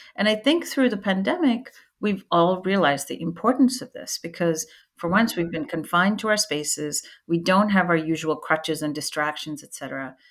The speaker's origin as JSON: {"language": "English", "country": "India", "tie": "born or raised there", "said": "when I was about 10 years old, growing up in India"}